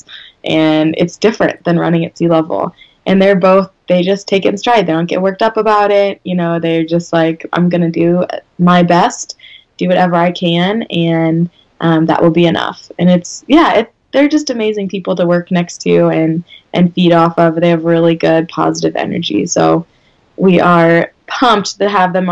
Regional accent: St. Louis, Missouri, United States; where I grew up in St. Louis

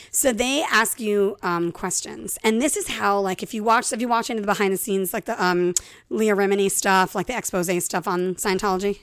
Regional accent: Ireland; I'm Irish

